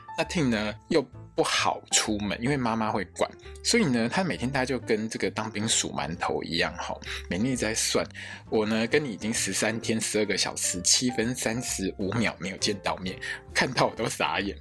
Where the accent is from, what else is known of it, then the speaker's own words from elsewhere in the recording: Taiwan; 我们台湾人